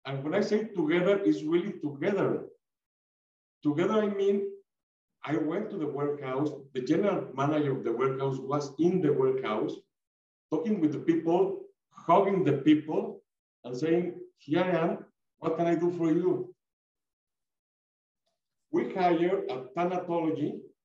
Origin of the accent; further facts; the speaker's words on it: Mexico; we are Mexican people, Latin American people